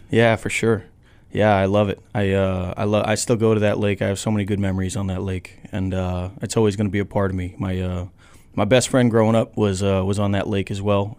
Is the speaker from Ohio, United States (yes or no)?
no; Ashburnham, Massachusetts, United States; I grew up on Sunset Lake in Ashburnham, Massachusetts.